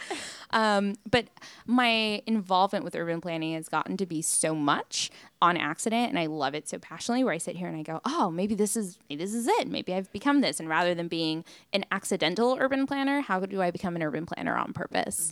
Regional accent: Long Beach, California, United States; now in Los Angeles, United States; I'm born and raised in Long Beach

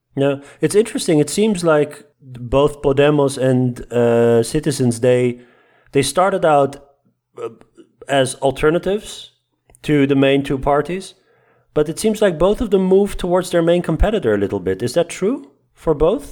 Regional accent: Netherlands

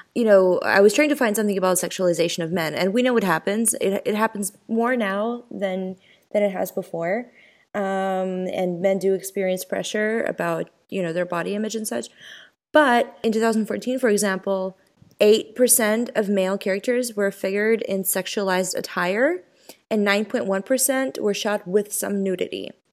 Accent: Ukraine; moved away; my experience growing up in Ukraine

